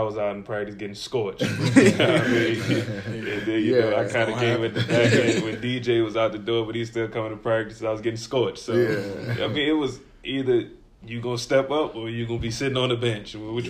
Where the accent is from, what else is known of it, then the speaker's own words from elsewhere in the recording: Highland Springs, Virginia, United States; I grew up around Highland Springs, Saints, Fairfield, you know. Yeah. I just took that move to Henrico for IB or whatever, but it was definitely different.